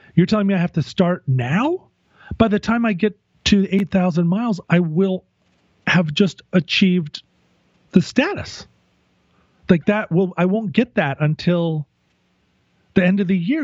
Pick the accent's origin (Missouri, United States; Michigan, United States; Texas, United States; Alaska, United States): Alaska, United States; growing up in Alaska